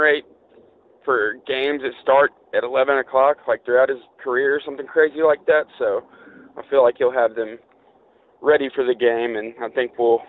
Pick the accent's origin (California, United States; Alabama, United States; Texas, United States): Alabama, United States; Birmingham; now in Phoenix, United States; I'm a Birmingham native, but I am calling from Phoenix, Arizona.